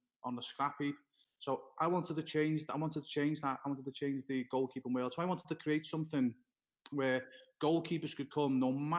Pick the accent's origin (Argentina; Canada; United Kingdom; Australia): United Kingdom; Liverpool, North West England; moved away as an adult; now in Florida, United States; my hometown is Liverpool, in England